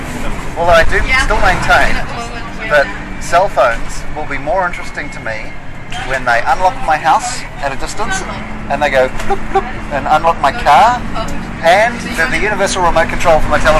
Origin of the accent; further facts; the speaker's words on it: New Zealand; now in London, United Kingdom; I'm from New Zealand